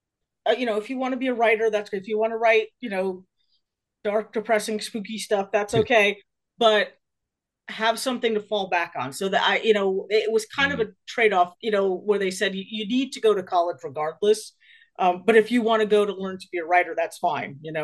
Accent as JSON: {"language": "English", "region": "New Jersey", "country": "United States", "tie": "born or raised there", "said": "I grew up in New Jersey"}